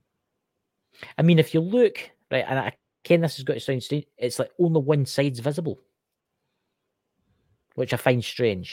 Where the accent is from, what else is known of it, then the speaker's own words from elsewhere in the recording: Scotland, United Kingdom; I'm Scotland. I'm from Scotland, obviously. Tell my accent